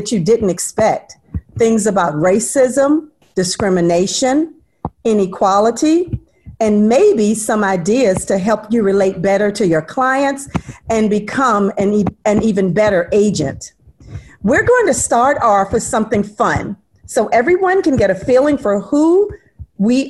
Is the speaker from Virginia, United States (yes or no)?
yes; Caroline County, Virginia, United States; I grew up in Caroline County